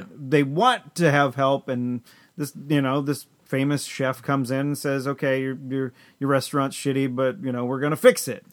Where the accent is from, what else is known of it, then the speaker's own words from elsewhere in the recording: Chelmsford, Massachusetts, United States; we grew up here in Chelmsford.